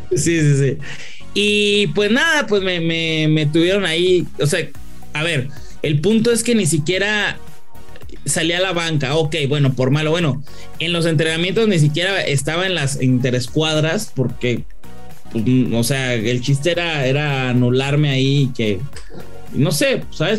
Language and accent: Spanish; Mexico; Yo soy muy mexicano